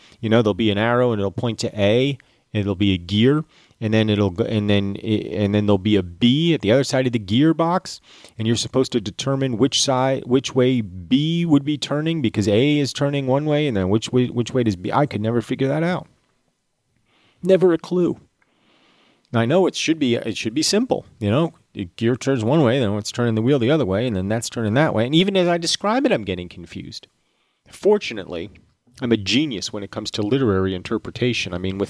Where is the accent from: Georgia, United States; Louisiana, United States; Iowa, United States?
Georgia, United States; accent: Georgia; my Georgia accent has never been anything to begin